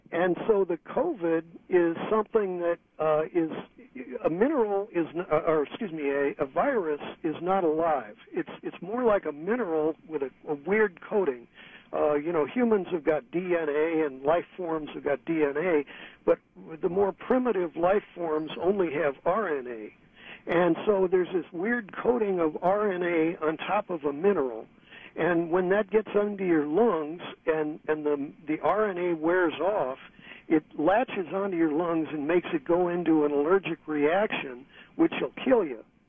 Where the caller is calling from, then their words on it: San Francisco, California, United States; I'm calling you from San Francisco